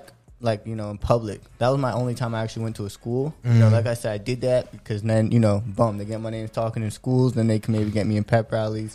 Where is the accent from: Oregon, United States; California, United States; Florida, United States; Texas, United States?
Florida, United States; also born or lived in New York; I actually represent 772 Florida. I was born in New York, but I don't really claim New York like that. I'd rather claim Florida because that's where I actually grew up.